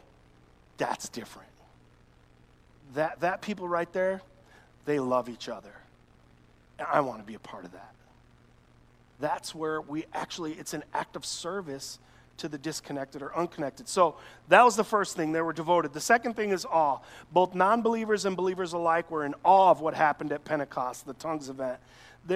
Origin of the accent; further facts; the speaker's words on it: Chicago, Illinois, United States; I'm this boy from Chicago